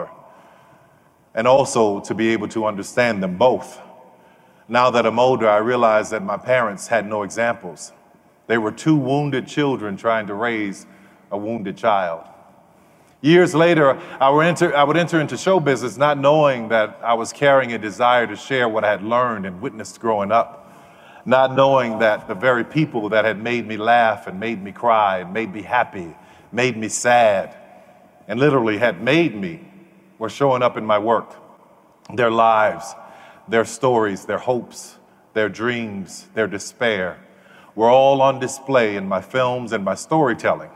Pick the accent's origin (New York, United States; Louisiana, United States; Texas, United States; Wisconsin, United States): Louisiana, United States; New Orleans; I grew up in New Orleans